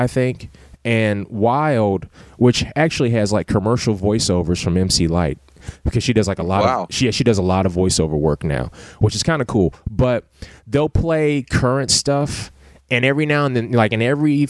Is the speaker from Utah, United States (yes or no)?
no; Ohio, United States; growing up in Ohio